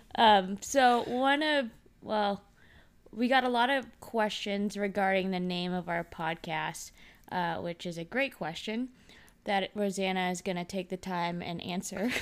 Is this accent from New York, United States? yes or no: no; Dallas, Texas, United States; moved away as an adult; now in California, United States; I grew up in Texas